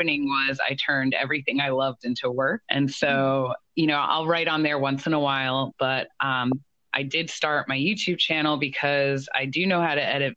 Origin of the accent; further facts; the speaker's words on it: New Jersey, United States; I'm from New Jersey.